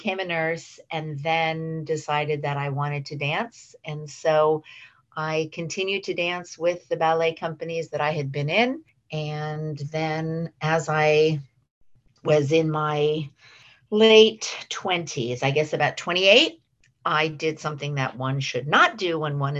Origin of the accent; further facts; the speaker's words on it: San Francisco, California, United States; I worked in a few different hospitals in the San Francisco area where I was born and raised. I'm a native San Franciscan, which is a rare breed.